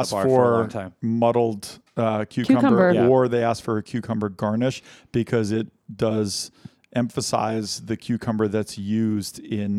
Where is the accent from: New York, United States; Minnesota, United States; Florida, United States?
New York, United States; New Paltz; moved away; So every time we go to my hometown, they make a Concord grape-infused gin.